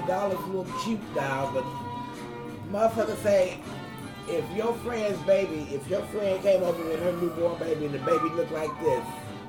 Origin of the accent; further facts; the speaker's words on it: Missouri, United States; I'm from Missouri, the show me state.